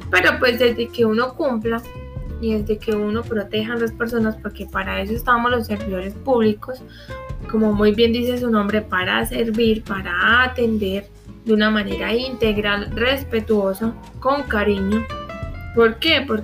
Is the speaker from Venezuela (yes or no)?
no; Colombia; nosotros tenemos la costumbre, como colombianos que somos, porque eso ya es cultura, de que acá no se hace nada